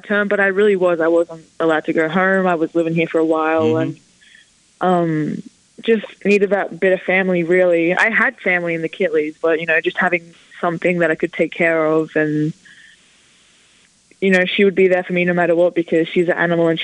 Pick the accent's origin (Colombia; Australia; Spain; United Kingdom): Australia; Ballarat, Victoria; now in Blacksburg, United States; I grew up in Ballarat, but I didn't live in the town. I lived on a farm